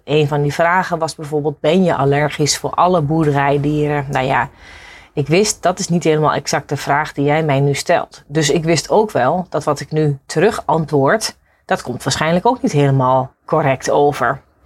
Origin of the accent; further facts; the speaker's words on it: Netherlands; wij Hollanders